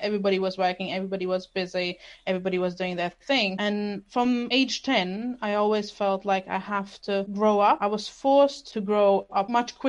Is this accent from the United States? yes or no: no; Germany; English is a second language; also born or lived in Latvia / London; now in Glasgow, United Kingdom; So I actually was born in Latvia. However, I grew up part of my childhood in Germany. And somehow in the last 8 years, I ended up living in UK. Before I lived in London and now I moved to Scotland, Glasgow.